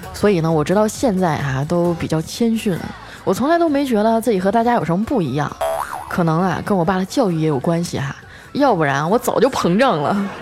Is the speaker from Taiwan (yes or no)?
no; Northeast China, China; 我也是东北人儿啊